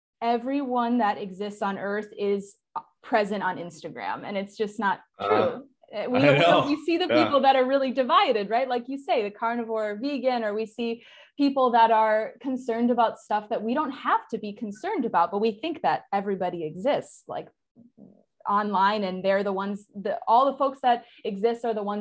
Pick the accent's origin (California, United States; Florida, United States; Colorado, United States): California, United States; Southern California near San Diego, United States; I grew up in Southern California near San Diego